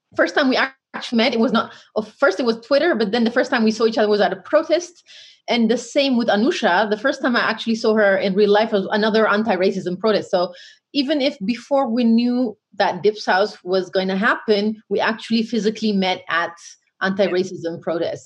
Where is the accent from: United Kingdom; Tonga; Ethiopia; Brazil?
Ethiopia; Oromia; now in Netherlands; I'm black first, and then African, then Ethiopian, then Oromo.